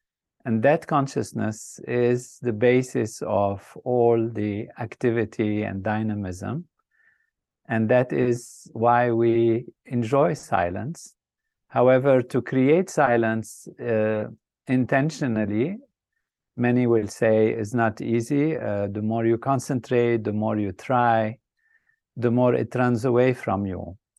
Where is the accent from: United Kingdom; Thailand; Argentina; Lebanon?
Lebanon; I started off in a country that was a dream place, a place of amazing, what I would say, beauty and grand possibilities with nature that's balanced, peace and harmony.